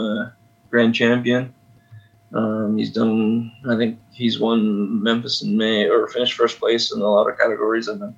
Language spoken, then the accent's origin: English; Clare, Nova Scotia, Canada; born or raised there